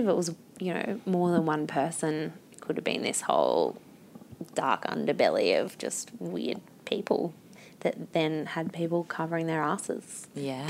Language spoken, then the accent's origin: English; Newcastle, New South Wales, Australia; I grew up in Newcastle